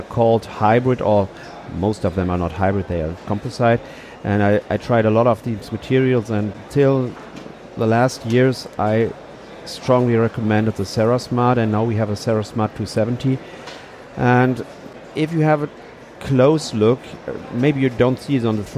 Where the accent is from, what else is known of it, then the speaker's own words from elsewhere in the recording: Cologne, North Rhine-Westphalia, Germany; English is a second language; since 20 years in Cologne, so it's my hometown where we are right now